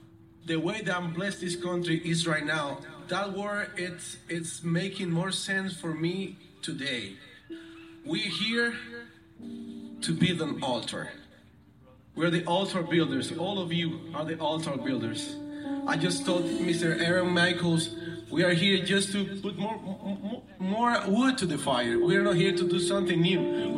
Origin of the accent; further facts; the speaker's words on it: Cuba; English is a second language; now in United States; we're from Cuba. We're from Cuba. Hablo poquito inglés. But when I came here to this beautiful country, I was running away from communism.